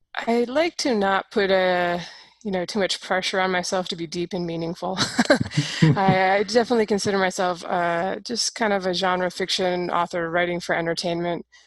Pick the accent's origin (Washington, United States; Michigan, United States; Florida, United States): Washington, United States; Seattle; growing up in Seattle is pretty liberal out there